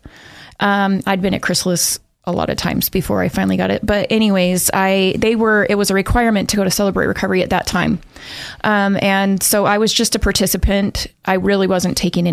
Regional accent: Pocatello, Idaho, United States; now in Boise, United States; I was born and raised in Pocatello

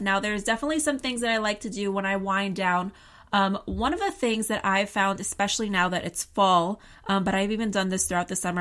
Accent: New York, United States; I'm a New Yorker.

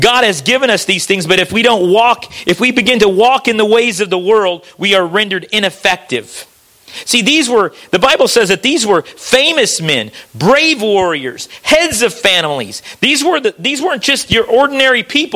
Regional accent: United States; moved away; also born or lived in Missouri / Kentucky; I was raised back in Missouri and Kentucky in that area, and we float the river back there

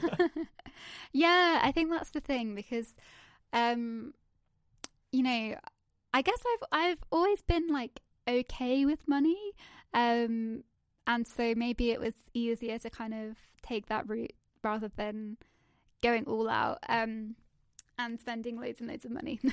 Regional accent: Guernsey; moved away as an adult; now in London, United Kingdom; I'm originally from Guernsey in Channel Islands

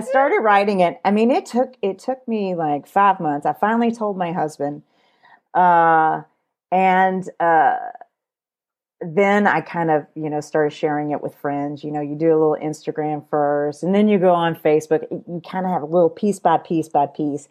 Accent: Kentucky, United States; I was born in Kentucky. I'm a Kentucky girl.

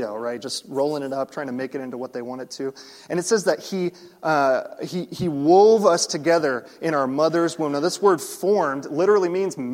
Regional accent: Florida, United States; I grew up in Florida

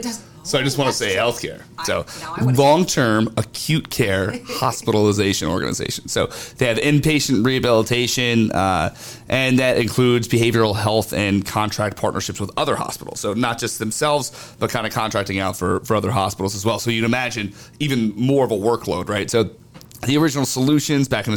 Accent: Northeast, United States; I'm from the Northeast.

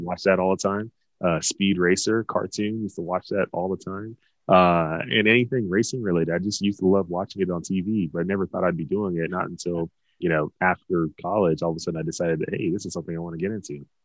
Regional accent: Dallas, Texas, United States; growing up in Dallas

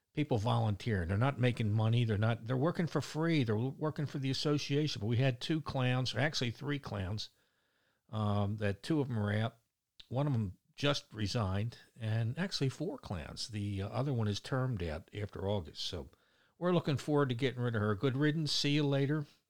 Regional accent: Baltimore, Maryland, United States; accent: Baltimore; my Baltimore accent

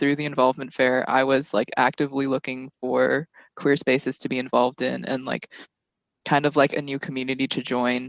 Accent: Texas, United States; moved away as an adult; now in California, United States; I'm from a suburb in Texas

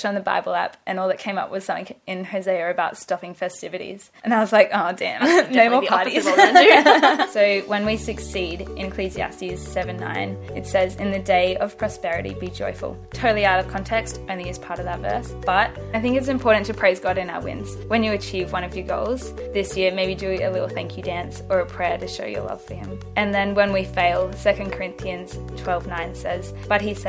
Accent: Brisbane, Queensland, Australia; also born or lived in Gold Coast; When I started high school, we moved from Brisbane to the Gold Coast

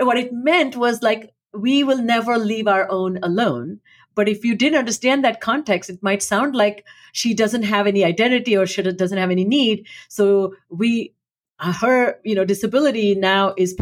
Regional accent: India; moved away as an adult; when I was growing up in India

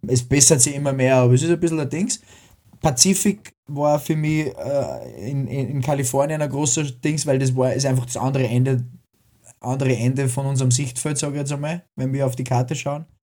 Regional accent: Upper Austria, Austria; als Oberösterreicher oder als Österreicher

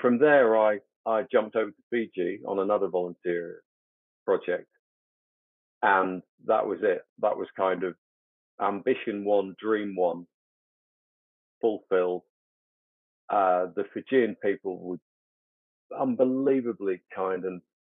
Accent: United Kingdom; growing up in the West and growing up in the UK

